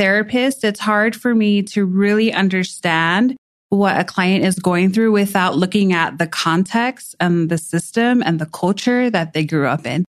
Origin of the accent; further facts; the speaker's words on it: Hawaii, United States; I am from Hawaii, born and raised in Hawaii.